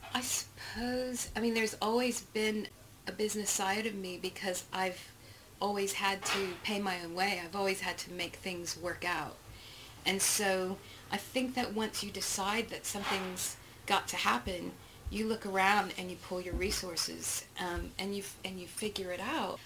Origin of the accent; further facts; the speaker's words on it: Texas, United States; I'm from Texas